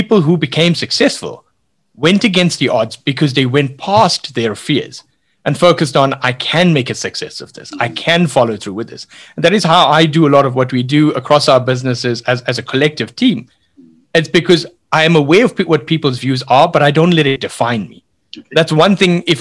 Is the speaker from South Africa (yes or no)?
yes; South Africa; we grew up with what in South Africa we call spinach, the old Indian triangle spinach that grew along the beach